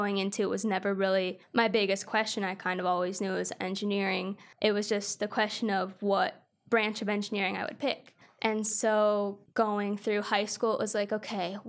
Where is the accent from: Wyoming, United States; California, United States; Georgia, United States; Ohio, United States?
Ohio, United States; Cleveland; now in Athens, United States; I'm from Cleveland, Ohio